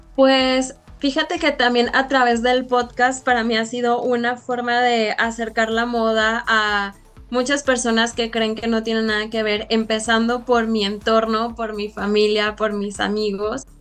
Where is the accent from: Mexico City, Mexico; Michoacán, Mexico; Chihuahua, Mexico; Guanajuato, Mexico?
Guanajuato, Mexico; León; ya me había regresado a León porque yo soy de León